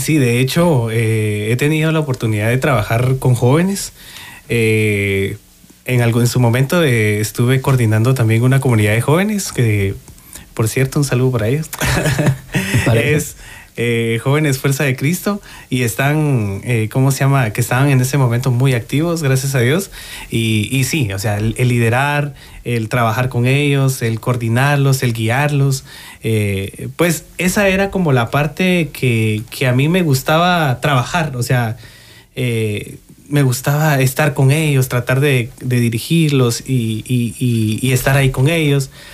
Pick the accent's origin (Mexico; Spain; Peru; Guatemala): Guatemala; nosotros venimos de Guatemala, especialmente de la parroquia Corpus Christi, allá en la zona 6 un barrio muy, muy bonito, muy querido